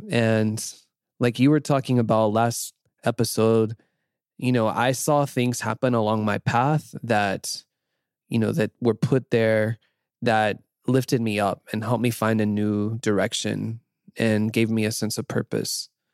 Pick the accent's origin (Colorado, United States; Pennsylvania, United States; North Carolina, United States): North Carolina, United States; moved away as an adult; also born or lived in Nashville / Tampa; I grew up in North Carolina in a fairly small town, the southern US.